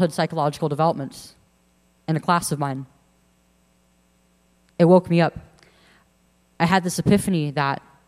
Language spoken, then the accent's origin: English; Central Valley of California, United States; I'm 19 years old now, and I'm from the Central Valley of California